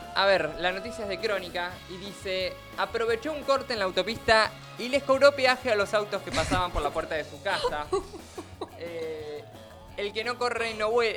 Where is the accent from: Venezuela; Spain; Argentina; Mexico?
Argentina; Argentina, nuestro país